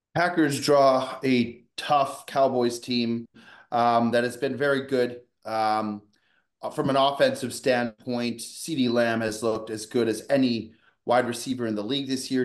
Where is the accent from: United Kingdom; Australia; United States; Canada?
Canada; Vancouver, British Columbia; I grew up in Vancouver, British Columbia